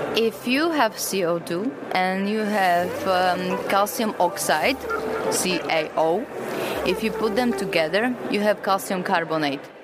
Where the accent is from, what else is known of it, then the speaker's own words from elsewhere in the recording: Slovakia; now in Prague, Czech Republic; I'm from Slovakia originally, but I work in Prague in the Czech Republic